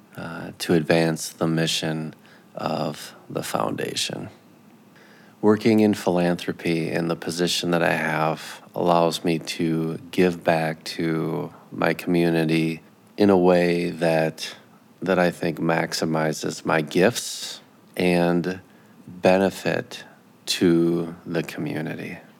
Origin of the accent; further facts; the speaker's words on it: Minneapolis–Saint Paul, Minnesota, United States; now in Grand Rapids, United States; I grew up in, in the Twin Cities